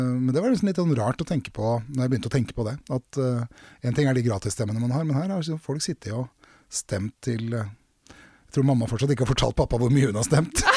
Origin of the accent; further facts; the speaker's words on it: Drammen, Buskerud, Norway; jeg er fra Konnerud i Drammen